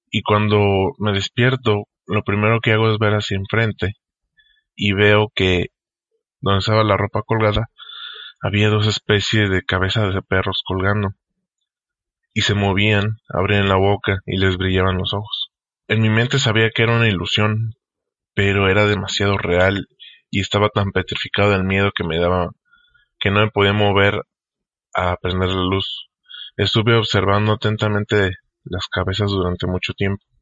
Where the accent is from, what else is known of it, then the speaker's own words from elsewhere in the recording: Michoacán, Mexico; now in Tijuana, Mexico; Yo crecí en Michoacán, pero actualmente resido en la ciudad de Tijuana, en Baja California.